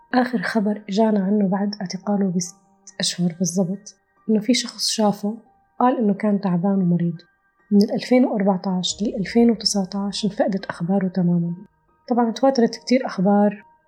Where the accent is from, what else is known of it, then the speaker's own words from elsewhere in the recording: western Rif Dimashq, Syria; moved away as an adult; سورية من ريف دمشق الغربي